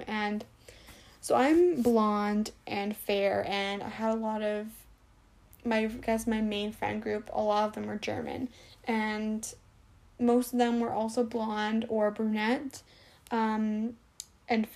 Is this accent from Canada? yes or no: yes; Canada; I'm from Canada.